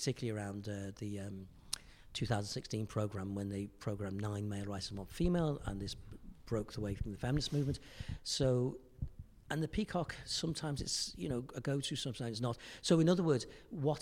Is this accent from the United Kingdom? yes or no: yes; Chester, North West England, United Kingdom; moved away as an adult; also born or lived in London; now in Dublin, Ireland; I was brought up in Chester